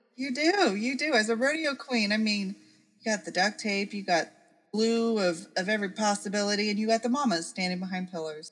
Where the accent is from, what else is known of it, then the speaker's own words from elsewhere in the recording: Oregon, United States; Growing up in Oregon